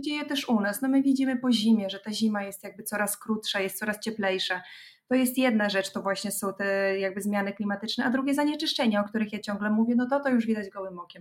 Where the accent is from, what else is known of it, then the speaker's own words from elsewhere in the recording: Podlaskie Voivodeship, Poland; moved away; Ja pochodzę z Podlasia